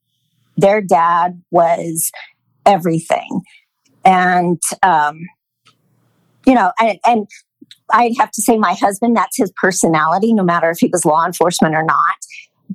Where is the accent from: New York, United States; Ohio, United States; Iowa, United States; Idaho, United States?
Idaho, United States; moved away as an adult; also born or lived in Los Angeles, California; now in Austin, United States; I was from Idaho and moved to California, LA to be with him